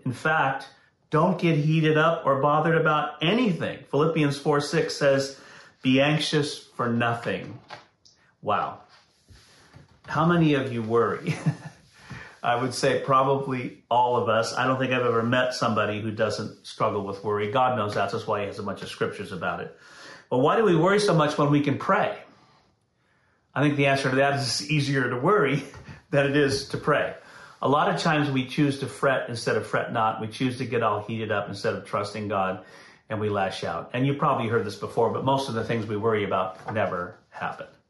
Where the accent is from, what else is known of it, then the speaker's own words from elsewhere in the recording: Santa Clara, California, United States; I grew up in Santa Clara